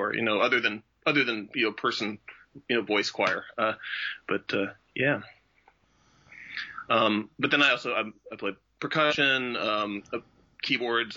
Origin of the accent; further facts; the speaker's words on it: Portland, Oregon, United States; I grew up here in Portland